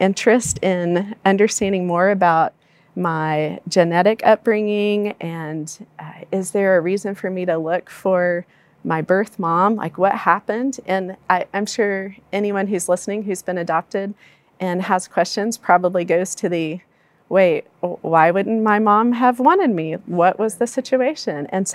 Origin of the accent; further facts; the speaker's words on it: Palestine, Texas, United States; I grew up in Palestine, Texas, a small East Texas town